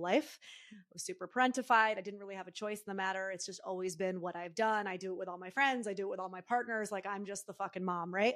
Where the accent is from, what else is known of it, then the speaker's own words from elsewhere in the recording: Northeast, United States; now in San Francisco Bay Area, United States; I'm from the Northeast, I still have that, like, New Yorker kind of energy in me